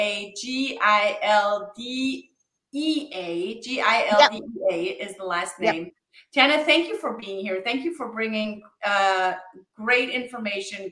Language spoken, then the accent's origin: English; Germany; moved away; I grew up in Germany